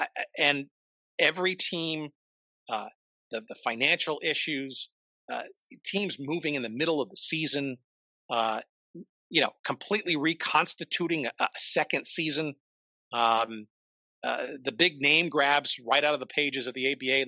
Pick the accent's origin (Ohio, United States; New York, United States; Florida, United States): New York, United States; Now, I grew up in New York, so it was on Channel 5 there, the old now Fox station, but the old WNEW television, Metro Media, I guess at the time.